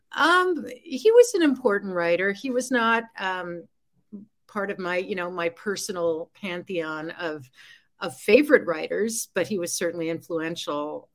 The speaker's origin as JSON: {"language": "English", "town": "New York City", "region": "New York", "country": "United States", "tie": "born or raised there", "said": "I grew up in New York City"}